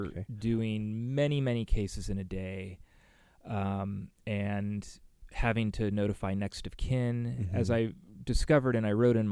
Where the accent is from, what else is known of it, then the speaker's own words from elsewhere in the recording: Burlingame, California, United States; now in San Francisco, United States; I grew up in Burlingame.